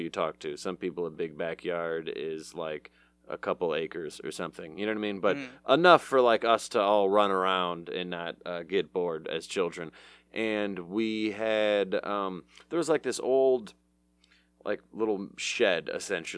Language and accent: English; Southfield, Michigan, United States; I grew up in Southfield, at 8 Mile